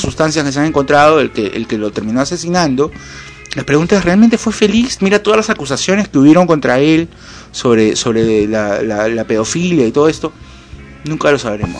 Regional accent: Lima, Peru; Cuando era chico y vivía en Lima

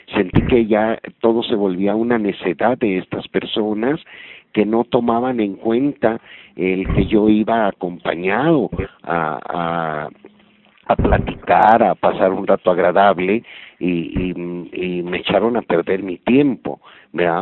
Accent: Mexico; En México, en mi país

